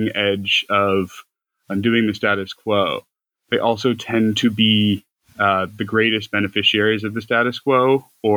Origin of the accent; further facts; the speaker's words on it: United States; also born or lived in Ireland; I went to university in Ireland, but I'm American